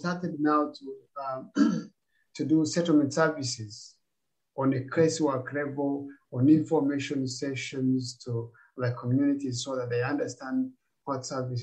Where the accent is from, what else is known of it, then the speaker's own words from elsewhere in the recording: Uganda; moved away as an adult; also born or lived in Rwanda; now in Australia; I grew up in Uganda as a refugee.